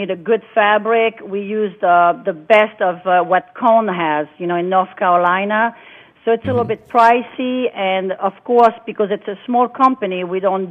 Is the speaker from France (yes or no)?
yes; France; now in United States; I'm an American now, but when I grew up in France